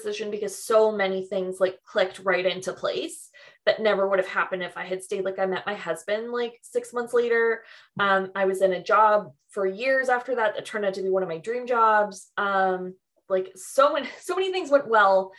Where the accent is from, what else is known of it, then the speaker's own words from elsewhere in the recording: Mississauga, Ontario, Canada; now in Toronto, Canada; I moved from Mississauga